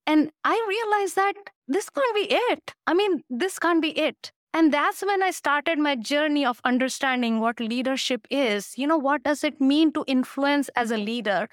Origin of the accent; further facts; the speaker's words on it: India; moved away; I come from India, and India bosses do not do those things